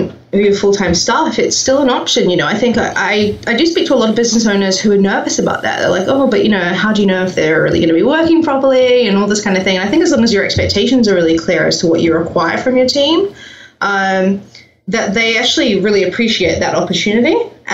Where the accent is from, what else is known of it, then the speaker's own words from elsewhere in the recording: New Zealand; I'm from New Zealand. You may hear that I have a slightly strange accent. Merged now with the UK and I've got American clients and, you know, it's a bit of a mishmash.